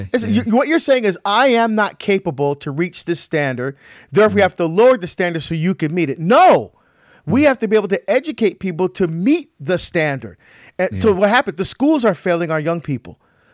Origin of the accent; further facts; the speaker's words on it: New Jersey, United States; also born or lived in Barbados; Yeah, so I was born in Barbados, actually. We immigrated to the United States, but and lived in the state of New Jersey, and was educated in Catholic grade school, high school, university, and graduate school, Catholic institutions.